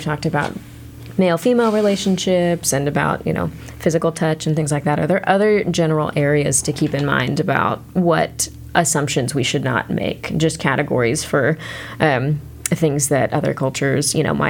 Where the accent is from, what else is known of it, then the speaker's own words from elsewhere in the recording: Texas, United States; we're from Texas